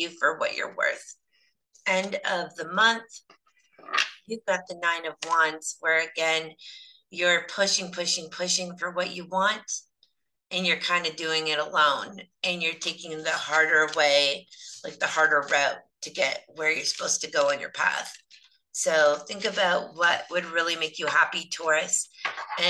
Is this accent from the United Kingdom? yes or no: no; Canada; I'm terrible Canadian